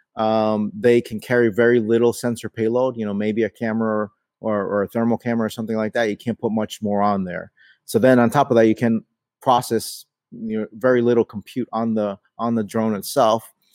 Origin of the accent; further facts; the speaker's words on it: New York City, New York, United States; I was born in New York City